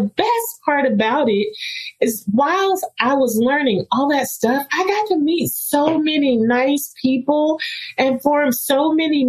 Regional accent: Rocky Mount, North Carolina, United States; So I'm from Rocky Mount, North Carolina

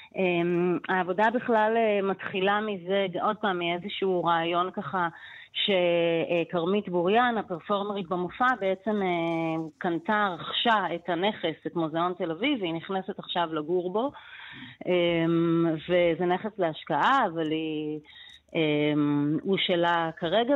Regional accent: Israel; אני גם באה מקיבוץ

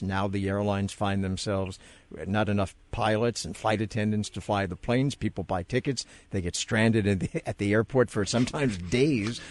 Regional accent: New York, United States; as a New Yorker

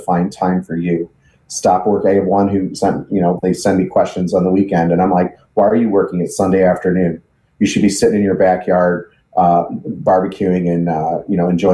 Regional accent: Chicago area, Illinois, United States; also born or lived in Sullivan, Illinois / Lovington, Illinois; now in Danville, United States; I actually grew up in the Chicago area around Piatone. Grew up on a farm

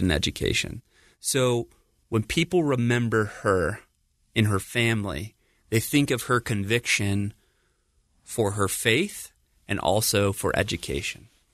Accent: San Diego, California, United States; I grew up in San Diego, California

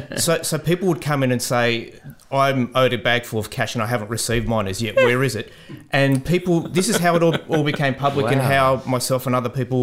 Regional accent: Merrylands, New South Wales, Australia; So I grew up in Merrylands in the 2160, which is Parramatta heartland and territory.

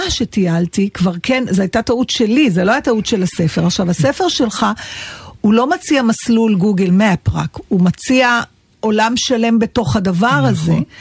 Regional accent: Israel; הרי אנחנו ישראלים

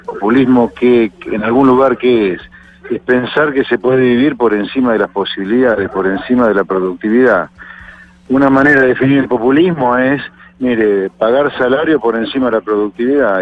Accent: Argentina; Acá en Argentina

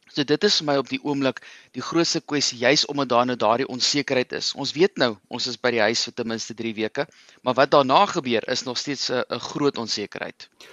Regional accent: South Africa; ons as Suid-Afrikaners

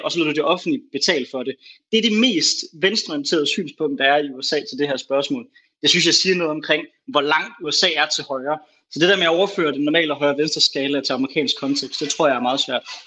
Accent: Denmark; som dansker

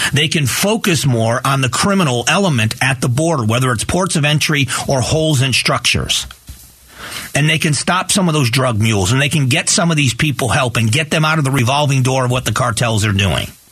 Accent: Lee County, Florida, United States; moved away; a captain with the sheriff's office in my hometown. And my uh, my sister-in-law his wife is also a deputy sheriff in lee county florida

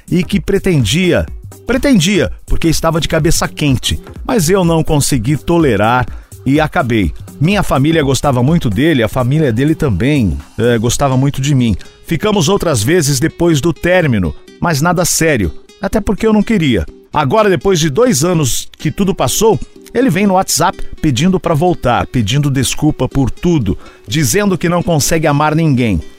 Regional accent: Natal, Rio Grande do Norte, Brazil; Sou de Natal, Rio Grande do Norte.

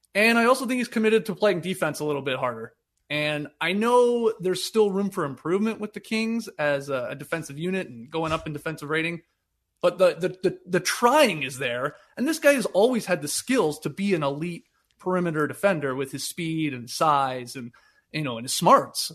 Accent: Canada; despite being Canadian and going to school in Canada

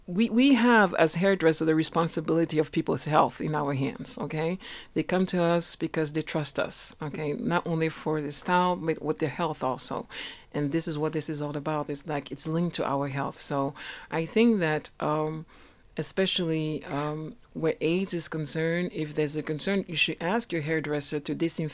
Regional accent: France; also born or lived in Switzerland; I'm from France and Switzerland, but I started here in South Africa

